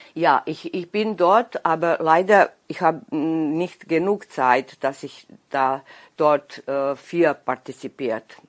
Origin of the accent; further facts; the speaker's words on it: Bač, Vojvodina, Serbia; accent: Danube Swabian; Ich bin geboren in Bad, das ist ungefähr 60 Kilometer von Novi Sad. Und dort war ich im Haus mit meiner Oma